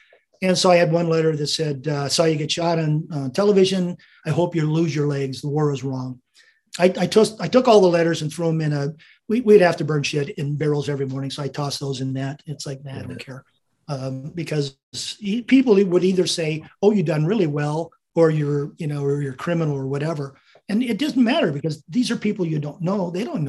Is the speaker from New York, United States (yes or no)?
yes; Staten Island, New York, United States; born there; They saw my birth records. I was born in New York, Staten Island.